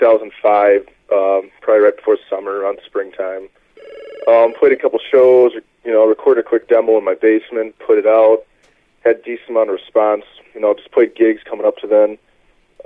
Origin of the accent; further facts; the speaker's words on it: Wisconsin, United States; I'm from Wisconsin.